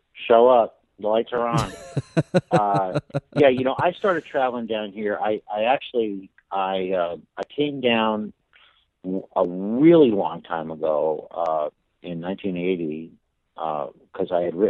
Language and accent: English; Winsted, Connecticut, United States; I was born in Connecticut, and in the hillbilly side of Connecticut, you know, the poor side of town.